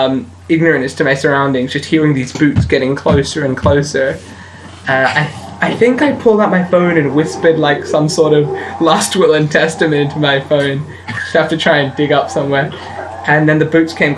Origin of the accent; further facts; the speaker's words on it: Australia; I'm an Australian